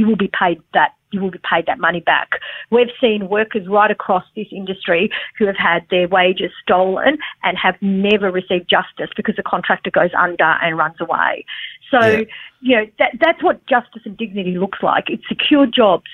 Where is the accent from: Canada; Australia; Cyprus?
Australia; I'm an Australian, I'm Australian born, but I come from a migrant family